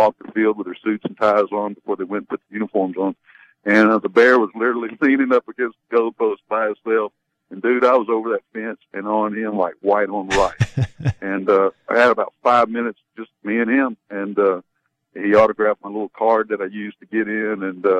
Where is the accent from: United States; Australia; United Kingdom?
United States; Knoxville, Tennessee; I grew up just outside of Knoxville, Tennessee.